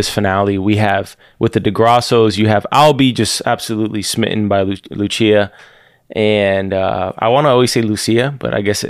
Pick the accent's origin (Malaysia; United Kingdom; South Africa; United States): United Kingdom; East of England; I'm from Essex, mate.